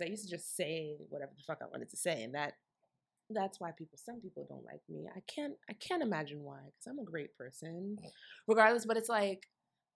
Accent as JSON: {"language": "English", "town": "Newark", "region": "New Jersey", "country": "United States", "tie": "born or raised there", "said": "I was born and raised in Newark"}